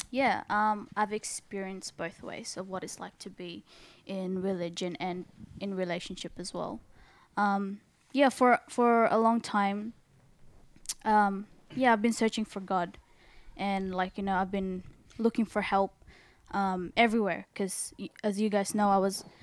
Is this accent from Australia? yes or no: yes; Sydney, New South Wales, Australia; I am from Sydney